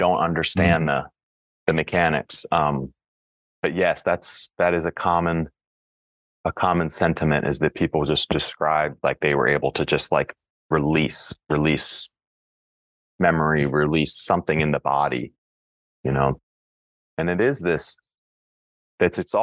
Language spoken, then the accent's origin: English; Frederick, Maryland, United States; lower middle class kid from Frederick, Maryland